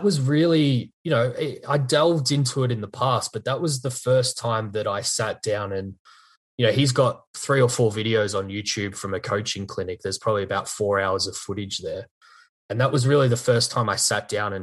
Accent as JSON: {"language": "English", "country": "Australia", "said": "I'm actually from Australia"}